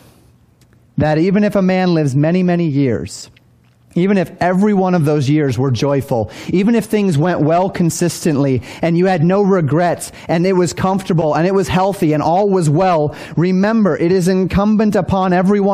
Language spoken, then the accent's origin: English; Colorado, United States; moved away; I grew up in Colorado